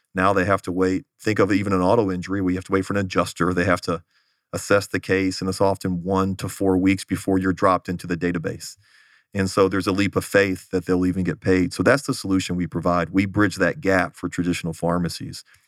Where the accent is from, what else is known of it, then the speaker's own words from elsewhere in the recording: Houston, Texas, United States; moved away as an adult; also born or lived in Los Angeles; now in Phoenix, United States; I grew up in the Houston area